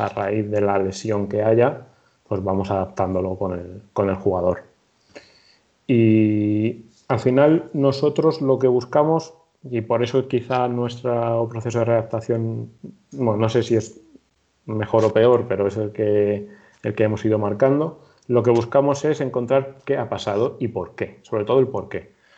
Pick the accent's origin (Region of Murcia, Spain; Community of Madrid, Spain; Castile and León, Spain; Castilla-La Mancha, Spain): Community of Madrid, Spain; Torrejón de Ardoz; soy de Madrid, concretamente de Torrejón de Ardoz